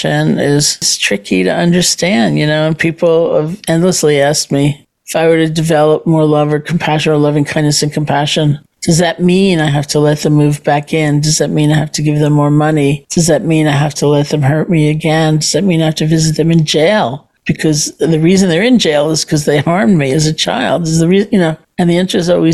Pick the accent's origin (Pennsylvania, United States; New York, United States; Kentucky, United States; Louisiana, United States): New York, United States; I'm a New Yorker.